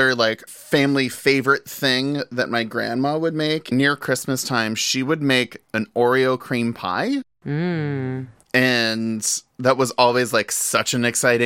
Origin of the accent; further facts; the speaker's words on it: New Orleans, Louisiana, United States; growing up in New Orleans